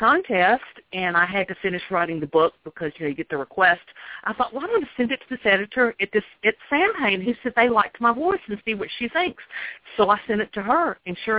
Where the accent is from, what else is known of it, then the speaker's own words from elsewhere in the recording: the South, United States; I grew up in the South, and that's really what I know.